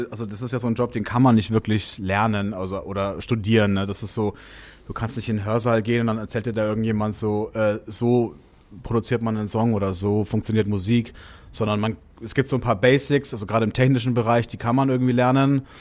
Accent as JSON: {"language": "German", "region": "Bavaria", "country": "Germany", "said": "sage ich immer Franken, weil, oder ich bin Franke"}